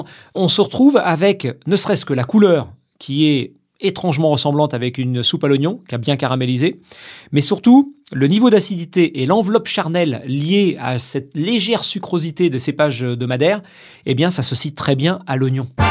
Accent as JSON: {"language": "French", "area": "Vendée", "region": "Pays de la Loire", "country": "France", "tie": "born or raised there", "moved": "yes", "said": "Je viens de Vendée. Je suis né là-bas, toute ma famille euh, réside toujours là-bas."}